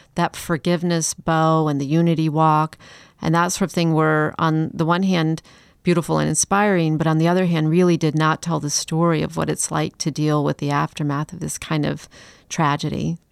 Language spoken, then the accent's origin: English; Chicago, Illinois, United States; also born or lived in Atlanta; now in Charleston, United States; I'm from Chicago